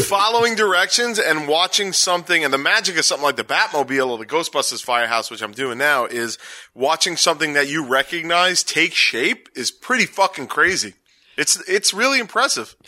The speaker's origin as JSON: {"language": "English", "town": "New York City", "region": "New York", "country": "United States", "said": "I'm from Staten Island. We add S's"}